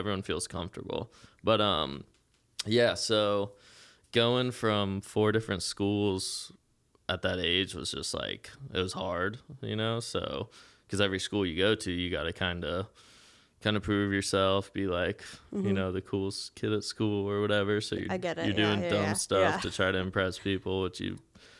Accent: Eau Gallie, Florida, United States; where me and my dad moved beachside because I grew up in Ogalley and stuff.

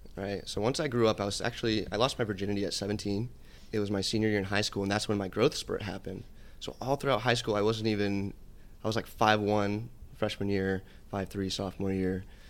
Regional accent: Atlanta, Georgia, United States; moved away as an adult; also born or lived in Connecticut; now in Los Angeles, United States; I grew up in Atlanta. I c, actually moved there when I was ten years old

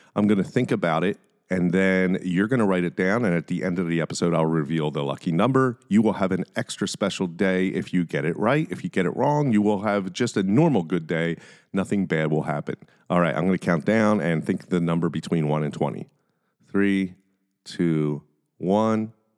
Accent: Philadelphia, Pennsylvania, United States; I'm from Philly

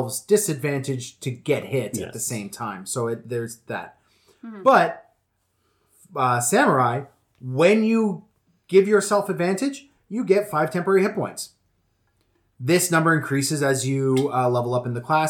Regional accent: Western Canada, Canada; I'm from Western Canada

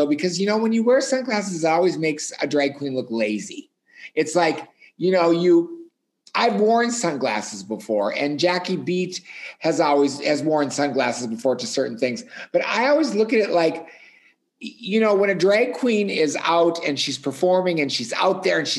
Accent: Hibbing, Minnesota, United States; now in Minneapolis, United States; I grew up in Hibbing, Minnesota.

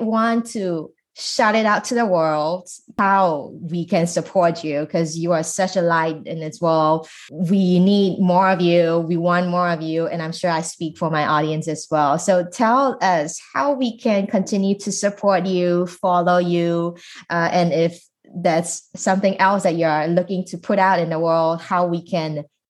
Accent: Singapore; moved away as an adult; now in United States; it also made me think about how much I knew about my home country in Singapore.

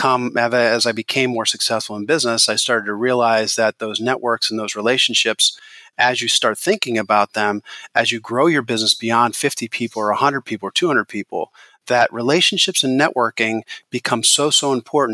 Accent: Hershey, Pennsylvania, United States; I grew up in Milton Hershey School

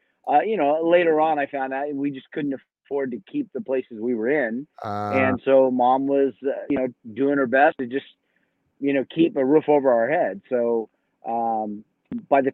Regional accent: Southern California, United States; moved away as an adult; also born or lived in Oklahoma City, Oklahoma; now in Boise, United States; I moved from there when I was two. So I grew up in Southern California.

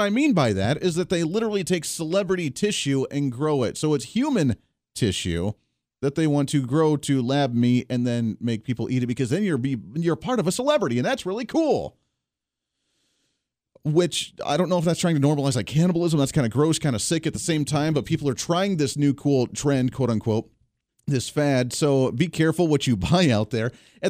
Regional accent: Colorado, United States; moved away; I came from Colorado. I'm allowed to say that they're kind of nuts. That's why I left the state of Colorado.

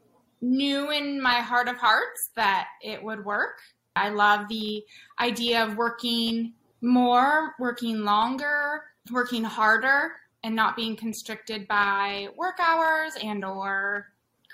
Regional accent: San Diego, California, United States; also born or lived in Seattle, Washington; I'm from San Diego.

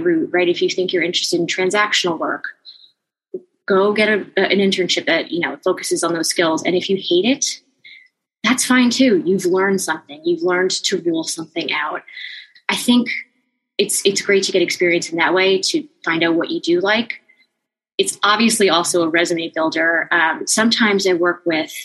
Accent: New Jersey, United States; I am also from New Jersey and had attended Rutgers

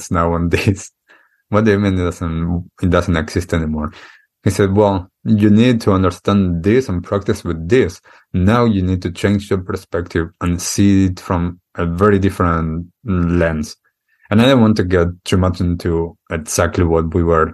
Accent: Argentina; moved away; when I grew up in Argentina, I accepted the things that were culturally accustomed there

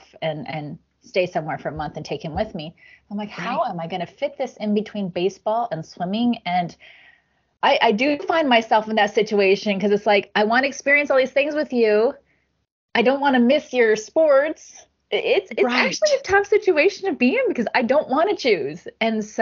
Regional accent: United States; as an American

